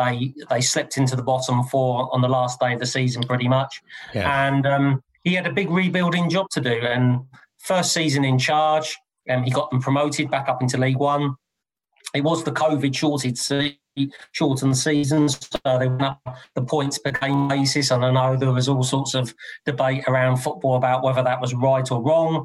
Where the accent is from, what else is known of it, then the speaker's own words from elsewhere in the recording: Kent, South East England, United Kingdom; now in Devon, United Kingdom; I'm not local to Devon, so I come from Kent originally.